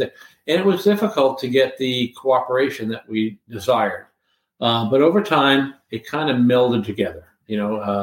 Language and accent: English; Long Island, New York, United States; moved away as an adult; also born or lived in Richmond, Virginia; Long Island, you know, when I grew up, again, everybody that lived on Long Island came from the city